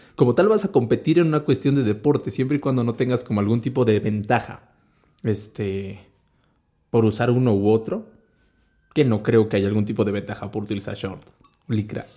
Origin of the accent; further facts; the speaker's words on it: Mexico; como mexicano